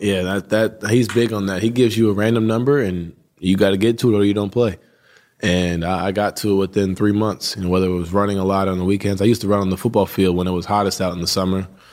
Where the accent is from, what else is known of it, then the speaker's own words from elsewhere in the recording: New York, United States; I grew up right outside New York City.